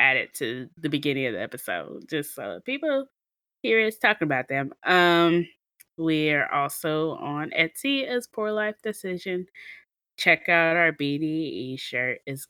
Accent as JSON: {"language": "English", "region": "the South", "country": "United States", "said": "We're from the South, so we talk a lot."}